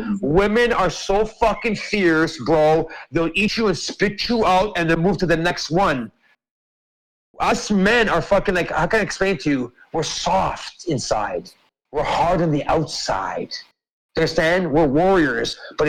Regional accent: Canada; I grew up in this land. And I went to the Indian reservations. I went to the, listen, I'm not joking, dude. I went to all your ancient reservations around Canada growing up.

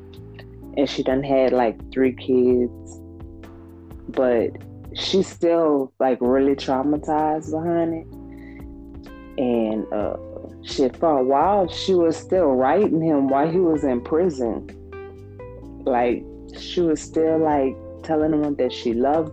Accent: Lafayette, Louisiana, United States; I'm from Lafayette, Louisiana

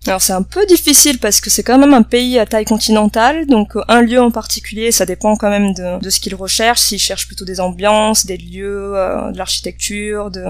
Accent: Bordeaux, Nouvelle-Aquitaine, France; first language French and Vietnamese; moved away as an adult; also born or lived in Toulouse / Paris / Argentina / Netherlands; now in Brazil; je suis euh, de Bordeaux dans le sud-ouest de la France

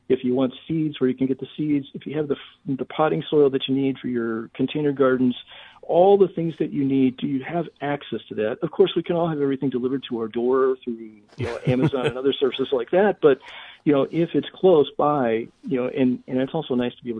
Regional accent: St. Louis, Missouri, United States; now in Dallas, United States; growing up in St. Louis

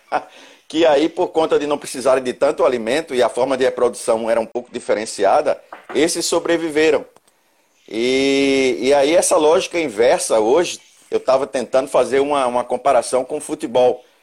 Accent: Pernambuco, Brazil; eu, eu sou pernambucano, mas já há 15 anos aqui no Rio Grande do Sul.

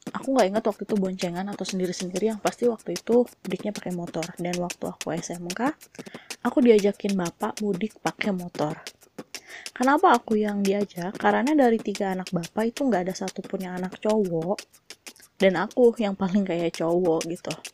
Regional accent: Bandung, West Java, Indonesia; aku itu kan memang dari lahir itu tinggalnya di Bandung

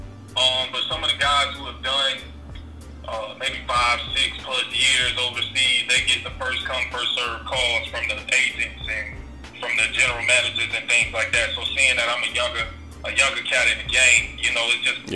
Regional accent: Miami, Florida, United States; also born or lived in Atlanta, Georgia; I'm from Miami, Florida. Raised in Florida, born in Atlanta, Georgia.

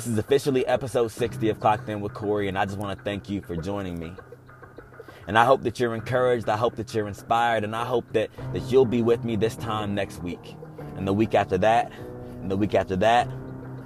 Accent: Texas, United States; I'm from Texas, so we see a lot of crazy weather

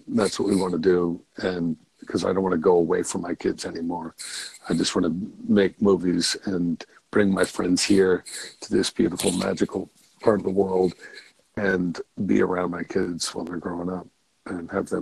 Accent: New England, United States; moved away as an adult; also born or lived in California; now in Maine, United States; I grew up on the East Coast, sort of a New Englander.

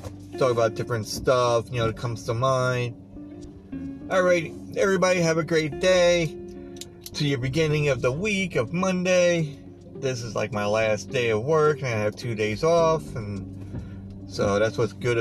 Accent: Long Island, New York, United States; moved away; also born or lived in Pennsylvania; now I'm back in Long Island for, you know, 7-8 years now, you know, even though I'm originally from Long Island

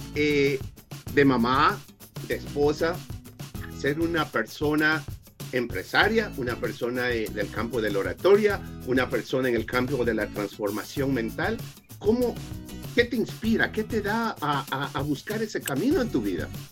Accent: Ecuador; now in Las Vegas, United States; Yo soy originario de Ecuador

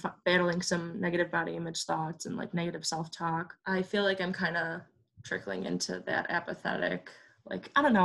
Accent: Illinois, United States; I'm from Illinois and I'm currently in Illinois right now

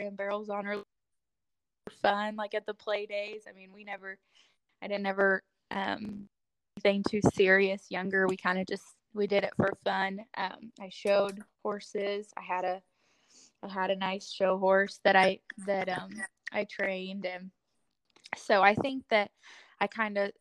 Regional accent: Northwest Missouri, United States; moved away as an adult; also born or lived in Southwest Oklahoma; now in Oklahoma, United States; I'm originally from Northwest Missouri

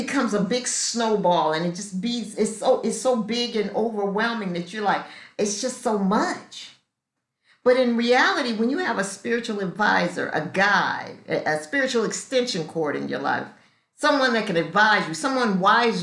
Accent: Los Angeles, California, United States; moved away as an adult; now in Atlanta, United States; I was raised in Los Angeles, got sober in Los Angeles, and I've been in Atlanta for 15 years.

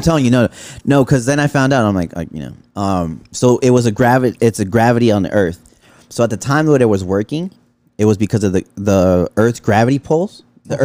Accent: Los Angeles, California, United States; I grew up in Pacoima

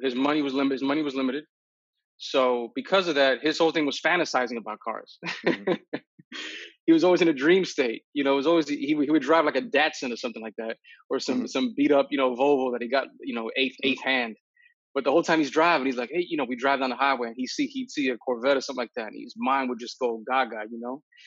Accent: New York City, New York, United States; I'm a New Yorker from the Bronx, and I took the subways

